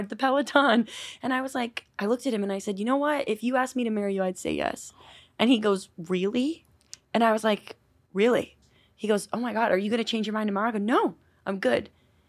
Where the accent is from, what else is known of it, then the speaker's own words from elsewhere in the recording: New York, United States; now in Los Angeles, United States; Thanks for having me. I am from New York. I live in LA now